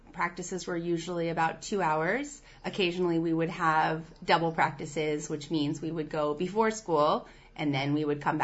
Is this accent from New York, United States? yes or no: yes; New York City, New York, United States; as a New Yorker